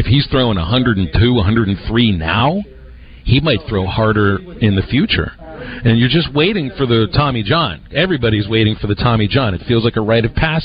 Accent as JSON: {"language": "English", "town": "Pittsburgh", "region": "Pennsylvania", "country": "United States", "tie": "born or raised there", "moved": "yes", "said": "Growing up in Pittsburgh"}